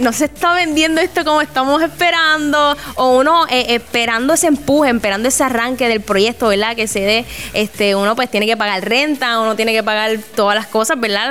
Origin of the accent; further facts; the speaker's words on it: Puerto Rico; aquí en Puerto Rico